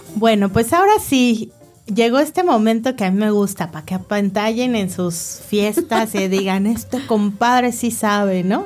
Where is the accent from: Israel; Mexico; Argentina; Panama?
Mexico; obviamente somos mexicanos